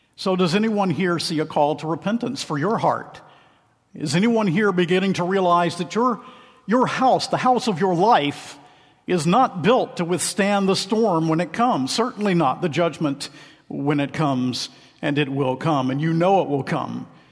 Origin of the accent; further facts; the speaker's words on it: Macon, Georgia, United States; I hail from Macon, Georgia